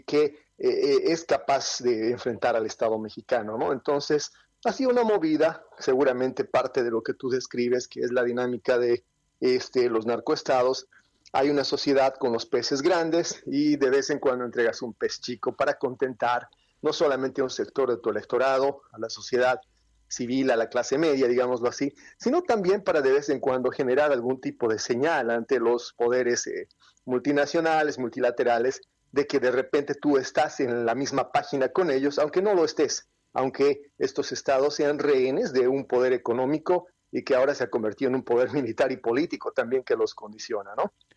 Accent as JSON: {"language": "Spanish", "country": "Bolivia", "said": "Yo vengo de Sudamérica"}